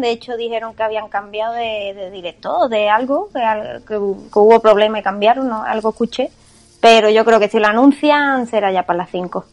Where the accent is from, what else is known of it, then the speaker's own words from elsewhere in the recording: Jaén, Andalusia, Spain; hecho en Jaén y encima que son de mi tierra